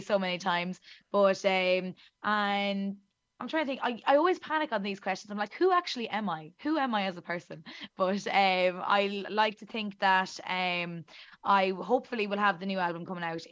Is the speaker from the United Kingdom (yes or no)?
no; the center of Ireland, Midlands, Ireland; accent: very thick Irish; as you can tell by my very thick Irish accent, I am Irish, and I am from the center of Ireland, in the little town in the middle of it